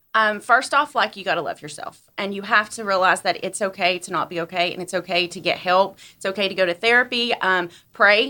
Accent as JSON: {"language": "English", "town": "Blountville", "region": "Tennessee", "country": "United States", "tie": "born or raised there", "lives_now": "Johnson City, United States", "said": "I'm actually from Blumpville, Tennessee. Good old Blumpville. Um, I moved to Johnson City when I was twenty years old and been here ever since."}